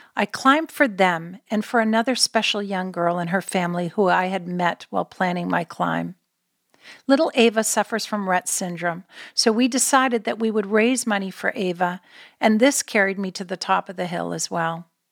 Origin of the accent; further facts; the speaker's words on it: Canada; moved away; we're Canadian born